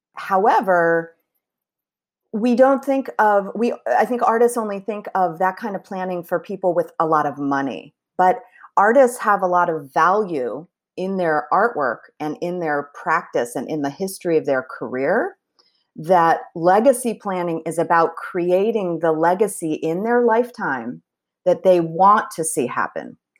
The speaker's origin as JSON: {"language": "English", "town": "Philadelphia", "region": "Pennsylvania", "country": "United States", "tie": "born or raised there", "also_born_or_lived": "Chicago / San Francisco / Washington, D.C. / Bloomington, Indiana", "moved": "as an adult", "said": "I was born in Chicago, and then we moved to the Philadelphia area when I was around two, so I did grow up in the Philly area."}